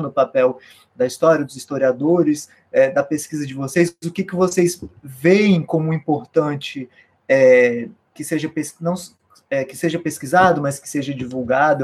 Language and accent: Portuguese; Brasília, Federal District, Brazil; eu sou de Brasília